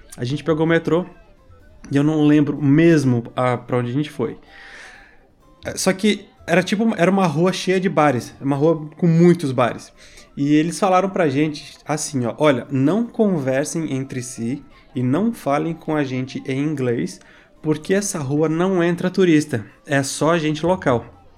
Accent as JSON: {"language": "Portuguese", "country": "Brazil", "said": "sou brasileiro, mas tô fugindo da polícia em Paris."}